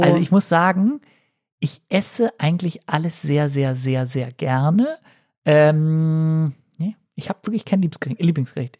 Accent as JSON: {"language": "German", "town": "Cologne", "region": "North Rhine-Westphalia", "country": "Germany", "said": "als Kölsche Frohnatur"}